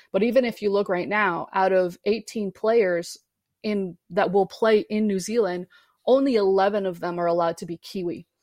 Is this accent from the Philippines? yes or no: no; Canada; as a Canadian